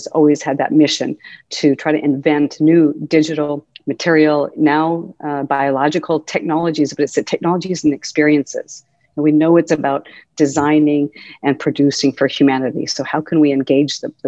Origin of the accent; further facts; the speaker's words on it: Helena, Montana, United States; moved away as an adult; also born or lived in Massachusetts; growing up in Helena, Montana was wonderful. I loved growing up in Montana.